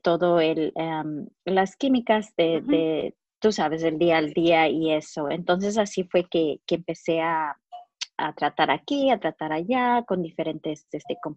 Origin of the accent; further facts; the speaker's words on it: Chicago, Illinois, United States; also born or lived in Mexico; nací en, en México, pero mis padres ah, nos trajeron aquí. y fui criada en Chicago. soy la primera generación y de, latinos criados aquí, de, mexicanos.